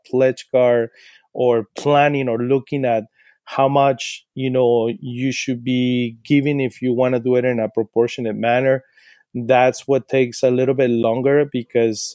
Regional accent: Sinaloa, Mexico; English is a second language; moved away as an adult; now in Portland, United States; when I was growing up in Sinaloa, my mom used to take us to church

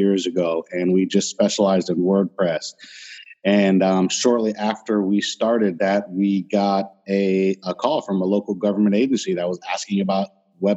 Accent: Florida, United States; I'm from Florida

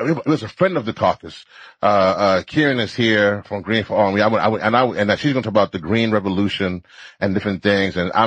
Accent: Louisiana, United States; I'm from Louisiana. I was born there

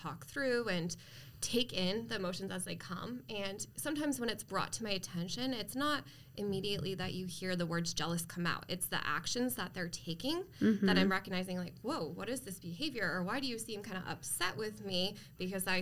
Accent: East Coast, United States; moved away as an adult; now in Arizona, United States; I am originally from the East Coast, so I've been in Arizona about 7 years now

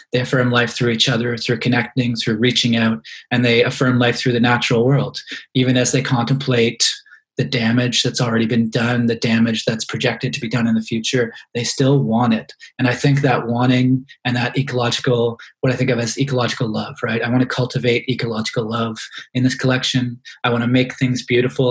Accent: Halifax, Nova Scotia, Canada; moved away as an adult; also born or lived in London, Ontario; growing up in Halifax in the 1990s.

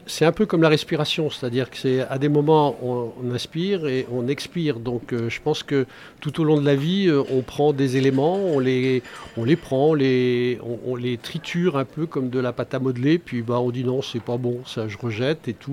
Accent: Angers, Pays de la Loire, France; je suis né à Angers. Je suis parti euh, neuf mois d'Angers, mais pas pour faire le service militaire, pour un bout d'études. Et bah, j'ai eu le mal de mer et le mal de pays, et donc je suis revenu rapidement. Donc Angers, pour moi, c'est c'est toute, euh, c'est toute ma vie

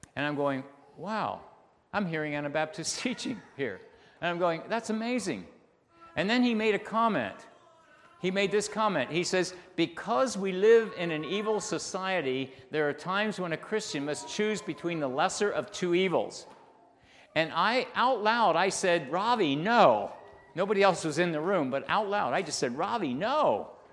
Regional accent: Bethel, Pennsylvania, United States; I grew up in Bethel

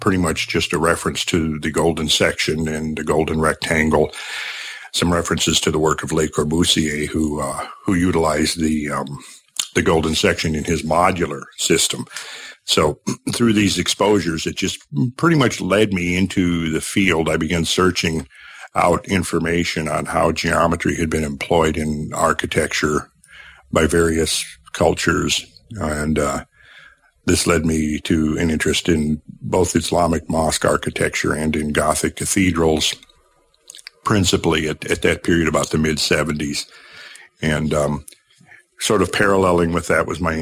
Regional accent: Minnesota, United States; where I grew up in Minnesota.

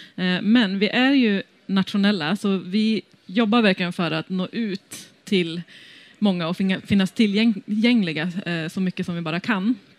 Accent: Västerbotten County, Sweden; moved away; also born or lived in London; ursprungligen så kommer jag från Västerbotten

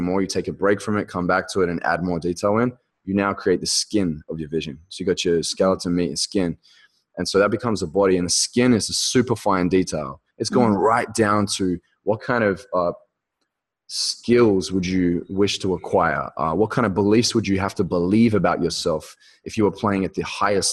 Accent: Australia; I'm speaking in Aussie right here, talking meters instead of feet.

